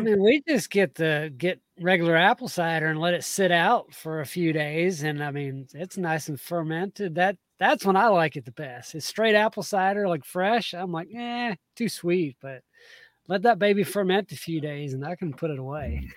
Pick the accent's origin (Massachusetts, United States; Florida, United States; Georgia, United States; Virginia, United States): Georgia, United States; South; moved away; I grew up in South Georgia